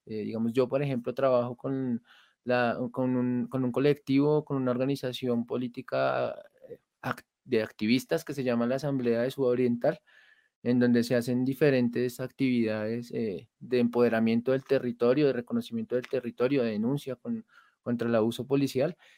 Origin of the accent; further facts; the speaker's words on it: Colombia; siendo ocho colombianos, tocando en la calle